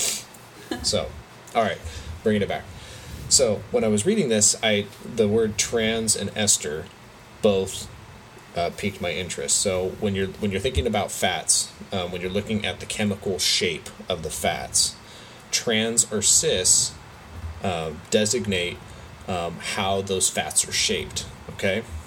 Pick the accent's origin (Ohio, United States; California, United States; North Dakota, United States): California, United States; we're from California